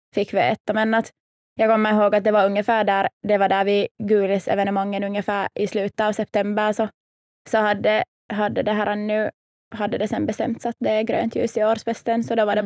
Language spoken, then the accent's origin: Swedish; Helsinki, Uusimaa, Finland; Jag är helt här från Helsingfors